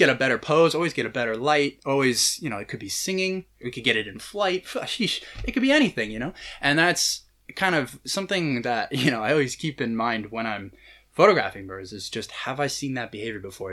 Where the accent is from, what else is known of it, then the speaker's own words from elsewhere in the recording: California, United States; I grew up in California